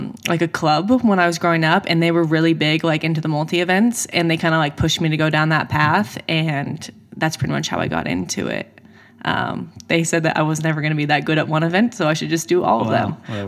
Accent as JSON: {"language": "English", "area": "an hour south of Seattle", "region": "Washington", "country": "United States", "also_born_or_lived": "Mississippi / Oregon", "moved": "yes", "lives_now": "Florida, United States", "said": "I'm from just like an hour south of Seattle."}